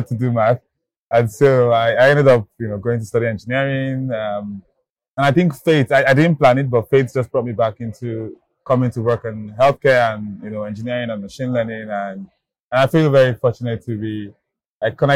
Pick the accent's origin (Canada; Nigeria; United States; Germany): Nigeria; I grew up in Nigeria